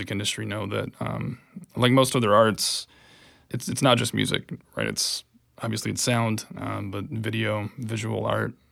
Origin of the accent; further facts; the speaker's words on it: Wilkes County, North Carolina, United States; moved away as an adult; Originally, uh, Western North Carolina, a place called Wilkes County, sort of in the mountains, the foothills.